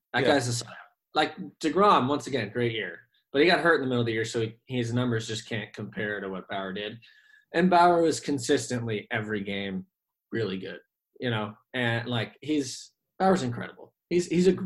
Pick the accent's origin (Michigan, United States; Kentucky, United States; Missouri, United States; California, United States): California, United States; San Diego; I grew up in San Diego. I'm currently in San Diego